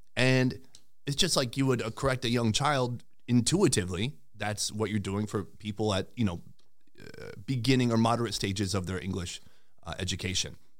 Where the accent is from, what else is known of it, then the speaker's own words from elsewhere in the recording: St. Cloud, Minnesota, United States; moved away as an adult; also born or lived in Sauk Rapids, Minnesota / South Korea / Vietnam; I'm from Saint Cloud originally. I went to school in Sauk Rapids